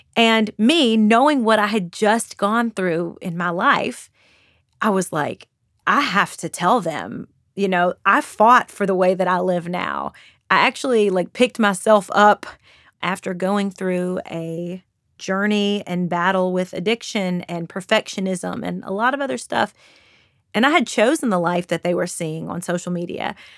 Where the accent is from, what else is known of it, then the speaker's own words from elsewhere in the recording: Kentucky, United States; accent: Southern, Kentucky; I have a bit of a Southern accent. I'm from Kentucky.